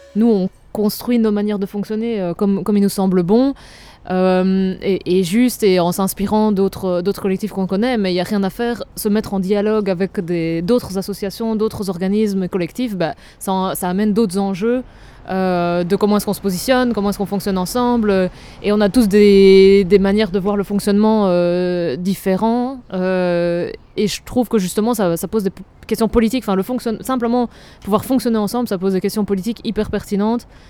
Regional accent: Namur, Wallonia, Belgium; je viens de Namur

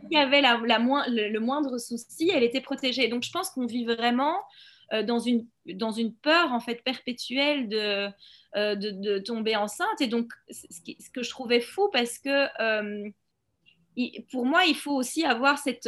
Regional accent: Belgium; also born or lived in Brussels; je suis belge, j'habite à Bruxelles.

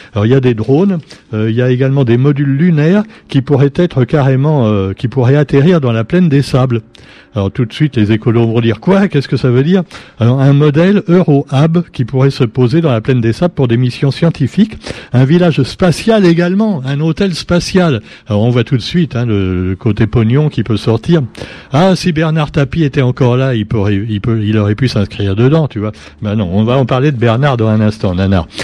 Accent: Madagascar; chez nous à Madagascar

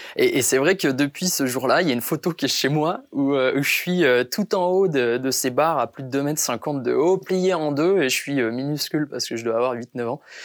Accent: Béthune, Hauts-de-France, France; also born or lived in Brisbane, Australia; ramener cette victoire à Béthune, au final, c'était une, euh, une médaille que j'avais envie de partager avec avec tous les gens qui ont partagé mon enfance

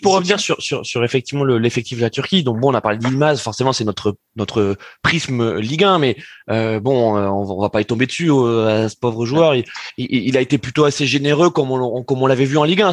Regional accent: France; en tant que Français

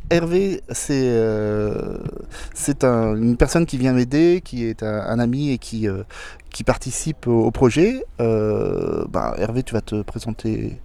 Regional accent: Blois, Centre-Val de Loire, France; je suis né à Blois, donc dans, la, dans les terres

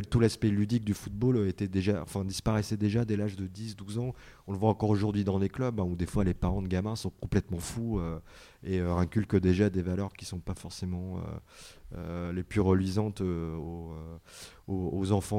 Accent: Roubaix, Hauts-de-France, France; je suis d'origine portugaise et en plus je viens de, de Roubaix, donc c'est la banlieue industrielle de, de Lille, donc euh, où il y a beaucoup le, football d'usine. Donc moi j'ai baigné dedans, euh, gamin

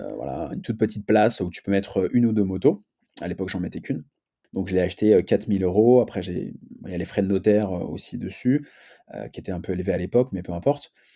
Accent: Paris, Île-de-France, France; je suis né à Paris

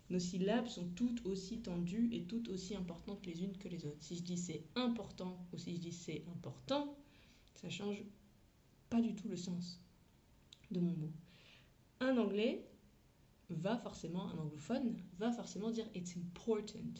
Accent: France; accent: French; j'ai fait de la phonétique pendant longtemps, moi, pour euh, perdre euh, mon accent français.

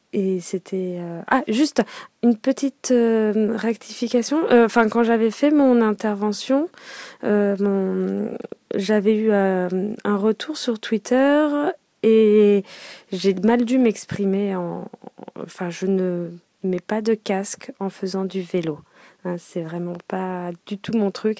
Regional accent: Paris, Île-de-France, France; je suis parisienne donc bon maintenant banlieusarde hein, euh, donc avant, quand j'étais euh, ado, euh, forcément, je prenais tout le temps le métro

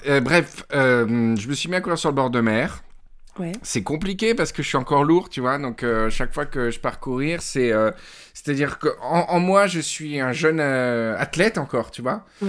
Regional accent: Mandelieu-la-Napoule, Provence-Alpes-Côte d'Azur, France; je suis parti de Mandelieu et c'est toute mon enfance, tu vois, toute cette côte mandelocienne

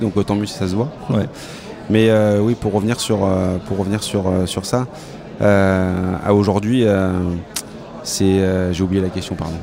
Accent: France; chez nous en France

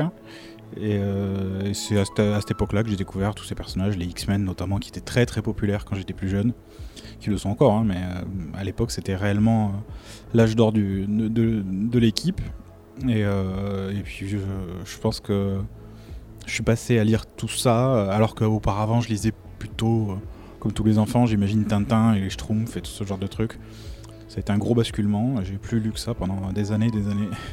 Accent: France; je suis français

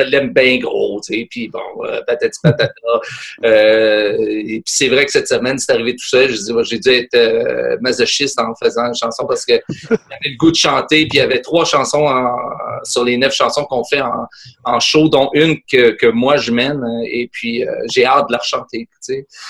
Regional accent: Quebec, Canada; accent: Québécois; je suis québécois

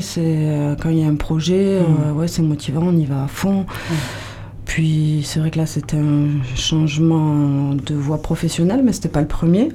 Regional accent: Toulouse, Occitania, France; moved away as an adult; now in Landes, France; moi de Toulouse, mais bon, ça fait 25 ans que je suis là quand même

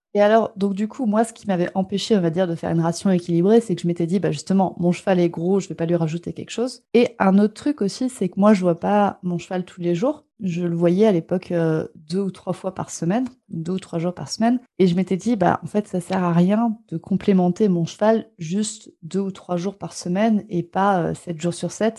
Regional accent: France; chez nous en France

